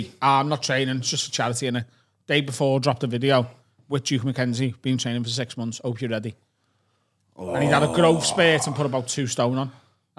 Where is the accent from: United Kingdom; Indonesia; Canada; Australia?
United Kingdom; Liverpool, North West England; where are you from? Where are you from? And I was like, Liverpool. And he went, where are you now? I was like, Newcastle.